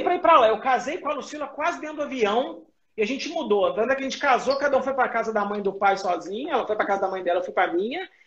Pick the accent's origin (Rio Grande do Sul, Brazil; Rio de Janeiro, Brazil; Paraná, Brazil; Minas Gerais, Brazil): Minas Gerais, Brazil; Belo Horizonte; moved away as an adult; eu sou mineiro de Belo Horizonte, tá? Eu estou em BH, eu saí de BH em 2005